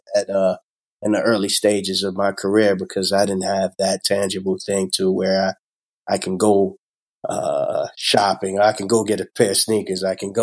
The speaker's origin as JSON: {"language": "English", "town": "Queens", "region": "New York", "country": "United States", "said": "I said, hey, man, I'm from New York. And, you know, maybe if something works out in the future, if something shakes on your staff, I'd like that opportunity. And I definitely would like to be closer to home, being from Queens."}